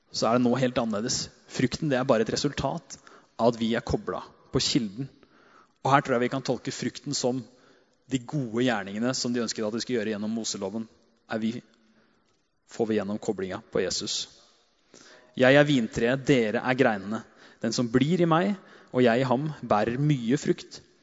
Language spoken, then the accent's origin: Norwegian; Hedmarken, Innlandet, Norway; Gærne sida, som vi kaller det der jeg er fra